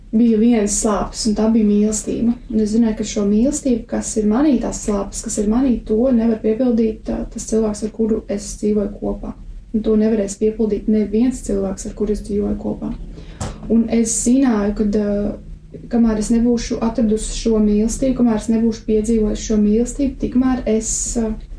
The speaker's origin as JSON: {"language": "Latvian", "town": "Jaunpils", "region": "Tukums Municipality", "country": "Latvia", "tie": "born or raised there", "said": "mans ceļš arī sākās ar uzaugšanu Jaunpilī"}